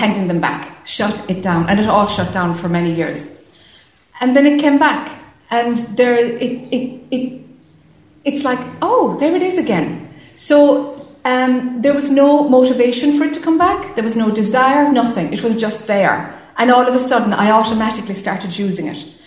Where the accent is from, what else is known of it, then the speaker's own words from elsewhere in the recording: Ireland; being Irish or, you know, being the youngest of a big family